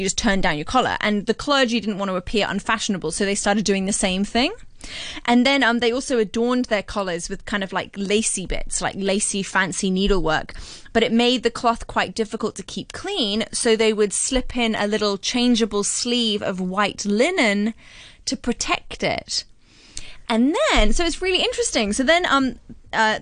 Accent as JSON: {"language": "English", "country": "Hong Kong", "tie": "born or raised there", "said": "I was brought up in Hong Kong."}